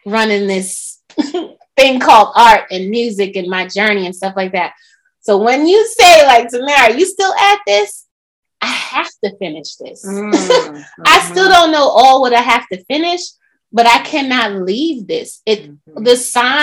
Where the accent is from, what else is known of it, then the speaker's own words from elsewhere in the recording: New York, United States; now in Atlanta, United States; I'm a New Yorker.